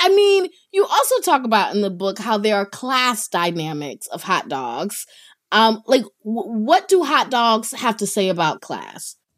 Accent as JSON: {"language": "English", "region": "North Carolina", "country": "United States", "tie": "born or raised there", "said": "I grew up in North Carolina"}